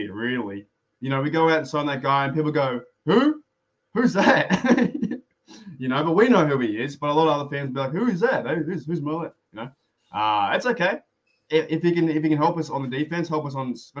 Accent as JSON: {"language": "English", "country": "Australia", "said": "I'm Australian"}